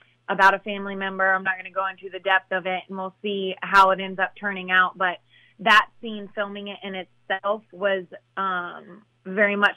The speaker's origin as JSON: {"language": "English", "region": "Midwest", "country": "United States", "moved": "yes", "said": "I come from the Midwest"}